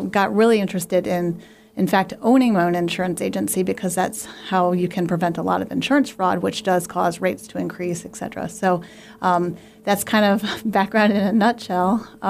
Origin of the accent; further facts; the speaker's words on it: Maryland, United States; born there; also born or lived in Virginia; I was born in Maryland. I moved to Midlothian, moved over to Nelson County, Virginia, which is Wintergreen Ski Resort.